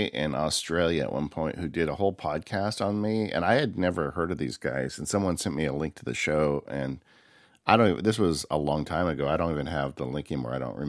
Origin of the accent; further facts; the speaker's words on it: California, United States; I grew up in the Inland Empire. It was before, it wasn't called the Inland Empire, but it was like kind of the San Bernardino County area of Southern California.